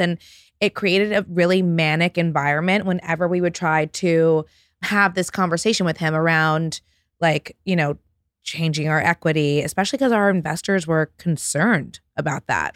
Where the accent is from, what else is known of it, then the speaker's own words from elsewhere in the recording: New York City, New York, United States; I grew up on the Upper West Side, between the Upper West Side and the Upper East Side of Manhattan